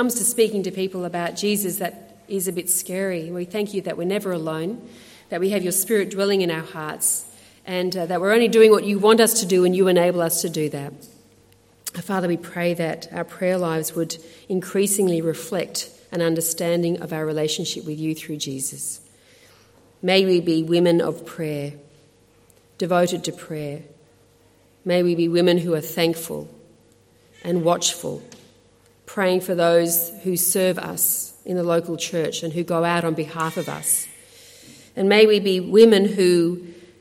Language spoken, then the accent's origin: English; Australia; accent: Aussie; I'm an Aussie. And I'm a proud Aussie. I love Australia. And I was proud that my accent says something about who I am.